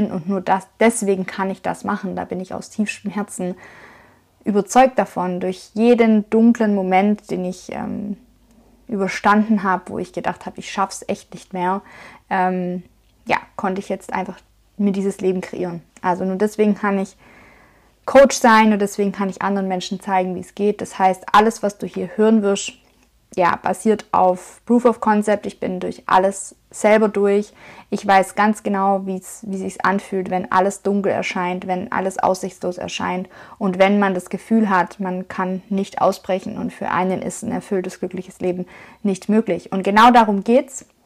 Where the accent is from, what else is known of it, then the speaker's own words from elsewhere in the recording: Schwäbisch Hall, Baden-Württemberg, Germany; Und ich komme aus dem Schwabenländle, ich komme aus Schwäbisch Hall. Das ist in der Nähe von Stuttgart in Baden-Württemberg, also im Süden von Deutschland.